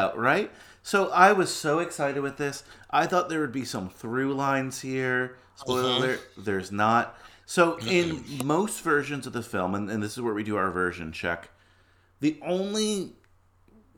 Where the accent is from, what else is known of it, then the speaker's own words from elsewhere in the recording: New York City, New York, United States; I'm a New Yorker. I live in Manhattan. I was born in Queens